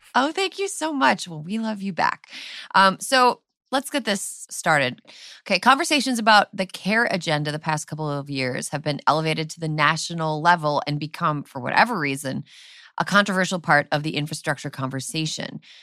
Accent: Wisconsin, United States; when I grew up in Wisconsin

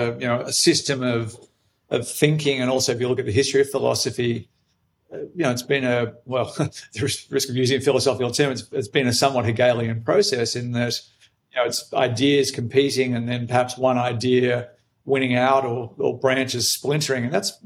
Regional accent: Australia; moved away; I'm Australian, but I've been away from Australia for 26 years now, so my accent is not what it once was. I grew up in country Australia, so my accent was once much, much, much thicker than what it is now

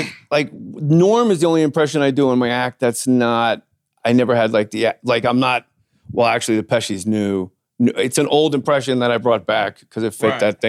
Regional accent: New York, United States; I'm from New York. They wrote books about us.

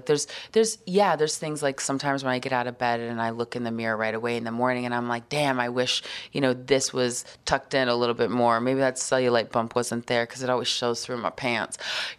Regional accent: Nebraska, United States; also born or lived in Texas / Atlanta / Arkansas / New Hampshire; But growing up in Nebraska, I mean, I lived in Texas, Atlanta, Arkansas, New Hampshire, Nebraska. I went to high school in Nebraska.

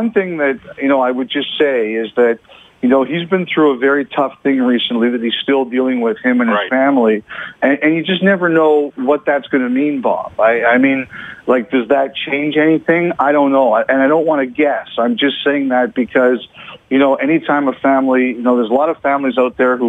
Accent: Toronto, Ontario, Canada; I grew up in Toronto

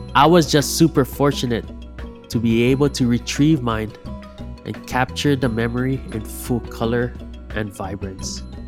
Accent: Big Island, Hamakua coast, Hawaii, United States; I grew up on the Big Island on the Hamakua coast

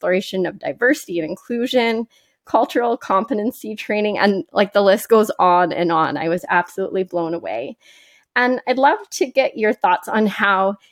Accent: Calgary, Alberta, Canada; also born or lived in Edmonton; I was born in Edmonton, actually. I moved to Calgary when I was two

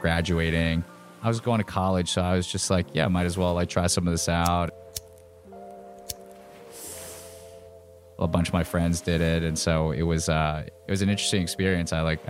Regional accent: Virginia, United States; growing up in Virginia, going to college in Virginia

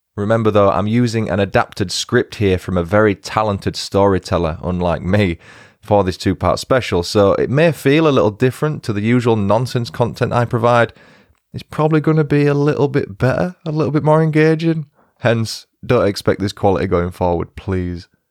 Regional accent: York, Yorkshire and the Humber, United Kingdom; we're both from the north. She's northeast and I'm from York

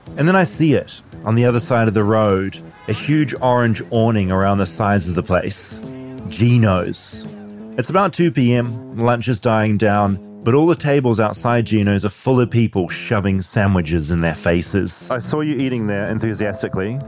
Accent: New Zealand; accent: New Zealand; I'm from New Zealand

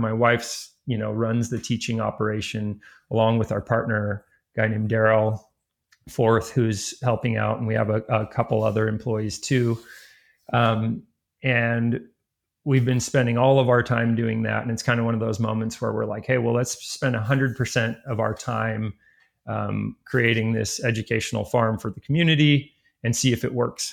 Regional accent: Ojai, California, United States; also born or lived in Hawaii / Ventura, California; I live in my hometown, which is Ojai, California

